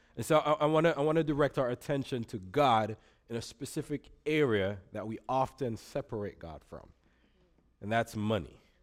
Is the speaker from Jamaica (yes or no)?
yes; Jamaica; now in Grand Rapids, United States; I grew up in Jamaica. Um, if you hear an accent, that's what's going on